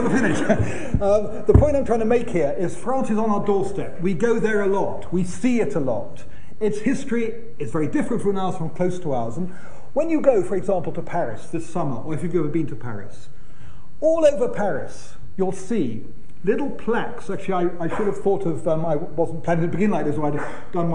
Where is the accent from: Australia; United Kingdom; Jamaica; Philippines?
United Kingdom; being British